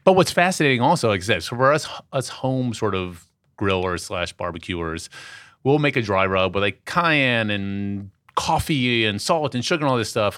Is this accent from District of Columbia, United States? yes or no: yes; Washington, District of Columbia, United States; As a kid growing up in Washington, D C, during the straight edge era of punk rock